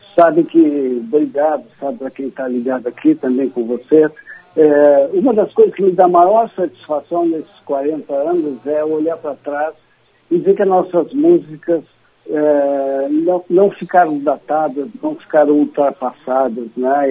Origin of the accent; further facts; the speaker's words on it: the South, Rio Grande do Sul, Brazil; a gente aqui do Sul